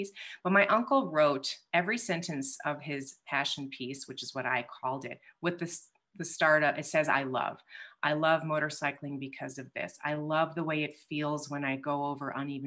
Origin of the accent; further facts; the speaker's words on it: Midwest, United States; I'm also from the Midwest